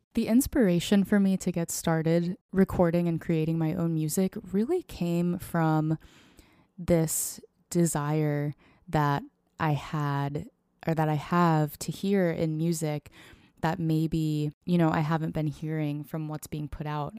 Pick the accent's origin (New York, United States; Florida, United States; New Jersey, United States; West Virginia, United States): Florida, United States; Tampa; moved away as an adult; also born or lived in Nashville, Tennessee; now in Seattle, United States; I originally grew up outside of Tampa, Florida